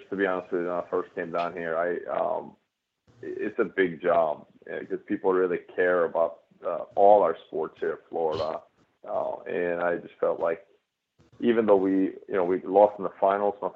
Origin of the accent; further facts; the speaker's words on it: Sweden; moved away as an adult; now in United States; since I came from Sweden to play college tennis at Carolina